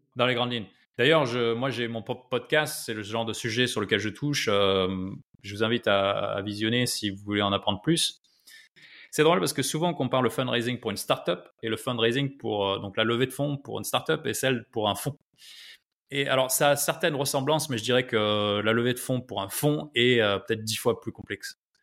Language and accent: French; France; moved away as an adult; also born or lived in Silicon Valley / Nairobi, Kenya; nous, en, France